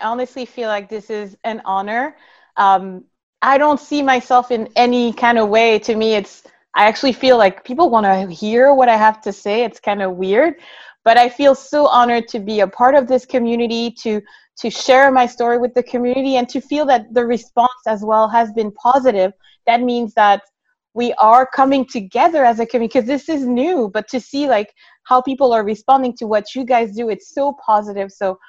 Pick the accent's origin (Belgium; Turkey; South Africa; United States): Belgium; Brussels; also born or lived in Congo / Montreal, Canada; I was born in Congo. I'm originally from Rwanda and grew up in Belgium in Brussels. And then from Brussels, lived in Montreal and grew up in Montreal.